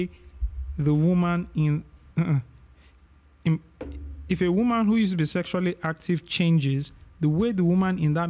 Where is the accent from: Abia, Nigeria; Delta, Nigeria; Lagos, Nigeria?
Lagos, Nigeria; I grew up in Ipaja